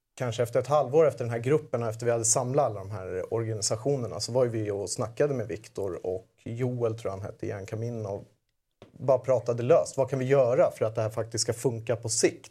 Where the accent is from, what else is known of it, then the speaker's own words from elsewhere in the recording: Södertälje, Stockholm County, Sweden; jag kommer från Södertälje